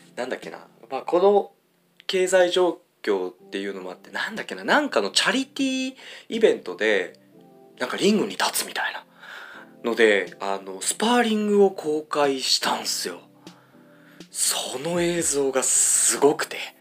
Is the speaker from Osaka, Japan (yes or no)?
no; Ibaraki, Japan; 僕地元が茨城で